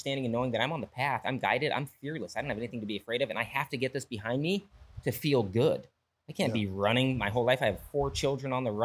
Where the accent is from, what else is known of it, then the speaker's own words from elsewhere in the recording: Valencia, California, United States; moved away as an adult; also born or lived in Hawaii / Europe; now in Oregon, United States; I grew up in Valencia ish, but I'm in Oregon now